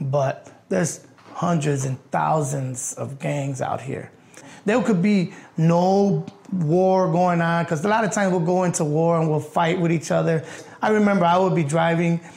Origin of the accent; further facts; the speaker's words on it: Chicago, Illinois, United States; I was born in Chicago, Illinois, in Humboldt Park. From the 70s on through the 90s, it was pretty drastic. Growing up with a single mom